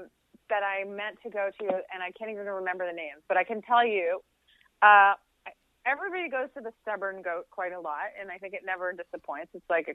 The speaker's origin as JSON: {"language": "English", "town": "Toronto", "region": "Ontario", "country": "Canada", "said": "there was some like pushback when I got there and I was from Toronto and, I felt very vulnerable"}